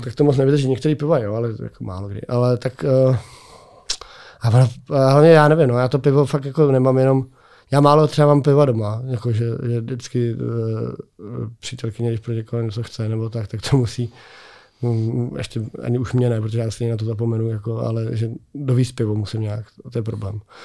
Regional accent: Czechia; u nás v Čechách

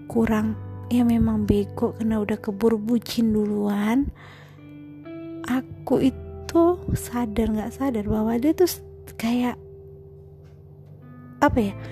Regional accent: Medan, North Sumatra, Indonesia; accent: Medan; Aku asli Sumatera Utara. Orang bilang sih Medan. Uh, kalau sering dengar aku ngomong, mungkin juga lama-lama, lama kelamaan ya, logat Medannya pasti kelihatan lah.

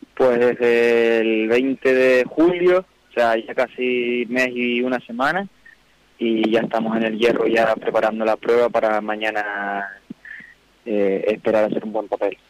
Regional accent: Canary Islands, Spain

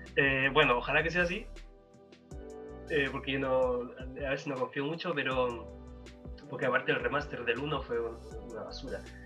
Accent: Chile; porque somos chilenos

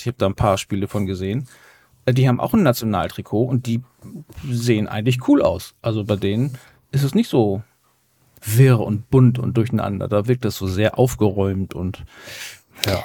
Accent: Hamburg, Germany; als waschechter Hamburger

